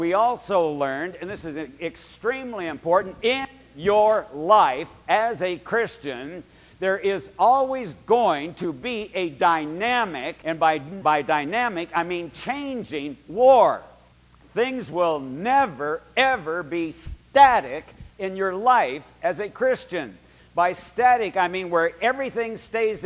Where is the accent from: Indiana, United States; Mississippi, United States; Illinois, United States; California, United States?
California, United States; Berkeley; I lived at 2142 Ward Street in Berkeley, California, and I was 11 years old